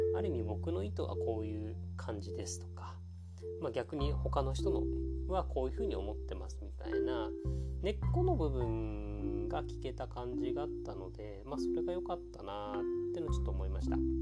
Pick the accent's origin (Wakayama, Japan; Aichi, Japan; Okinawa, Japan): Okinawa, Japan; 沖縄出身で大学に一応進んだりはしたので